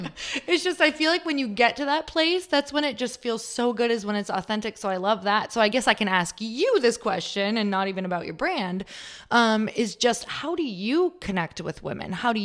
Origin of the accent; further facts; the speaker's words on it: Midwest, United States; moved away; It's so cool because I was from the Midwest and I moved out here, which is, believe me, it feels probably like a whole different country.